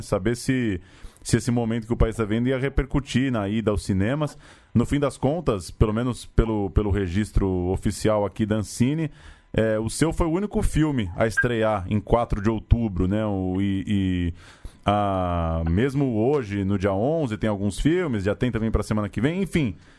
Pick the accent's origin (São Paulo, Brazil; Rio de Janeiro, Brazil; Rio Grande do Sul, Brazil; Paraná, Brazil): São Paulo, Brazil; a gente é aqui de São Paulo